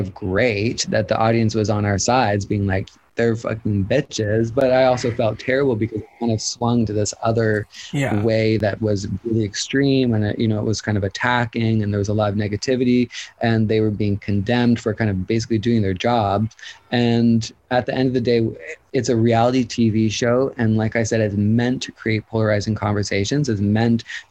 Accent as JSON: {"language": "English", "country": "Canada", "said": "being Canadian"}